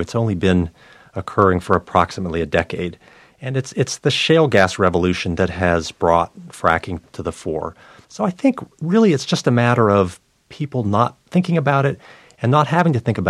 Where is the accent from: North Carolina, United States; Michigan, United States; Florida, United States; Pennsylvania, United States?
North Carolina, United States; It's coming to my home state of North Carolina.